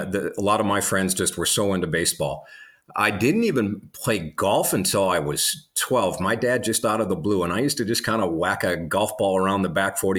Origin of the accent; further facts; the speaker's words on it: North Dakota, United States; Yeah, we grew up in the Dakotas. Predominantly for me, it was North and South Dakota. When I was, what was I, 12 or 13 at the time, as we were getting into junior high, my dad got another TV job. He was in Minot, got a TV job down in South Dakota, so we moved.